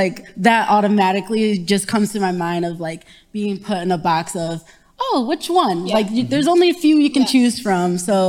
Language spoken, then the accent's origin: English; Grand Rapids, Michigan, United States; now in Flint, United States; Right now I'm serving in Flint. I'm from Grand Rapids, but serving in Flint.